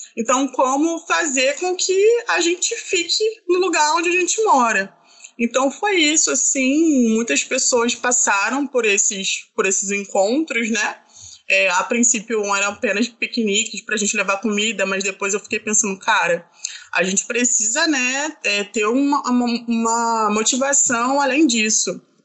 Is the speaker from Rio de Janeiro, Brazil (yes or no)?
yes; Baixada Fluminense, Rio de Janeiro, Brazil; eu sou da Baixada Fluminense